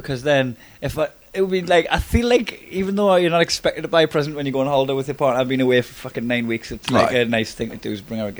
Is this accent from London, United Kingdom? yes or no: no; Newcastle upon Tyne, North East England, United Kingdom; accent: Geordie; because I'm a Geordie